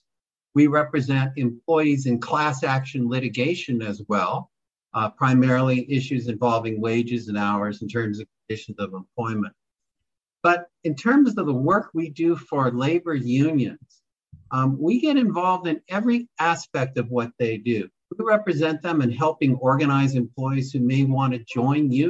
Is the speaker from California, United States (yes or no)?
yes; Los Angeles, California, United States; I was born and bred in Los Angeles